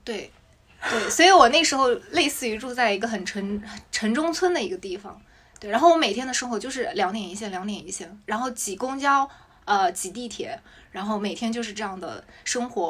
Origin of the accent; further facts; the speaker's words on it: Jiangsu, China; moved away as an adult; now in Shanghai, China; 因为我老家在江苏，其实离上海是相对比较近的